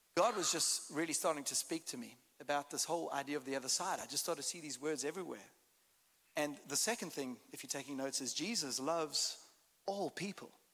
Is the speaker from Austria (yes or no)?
no; South Africa; accent: South African; As you can hear, I've got a bit of a different accent. I'm South African, although I can speak Texan.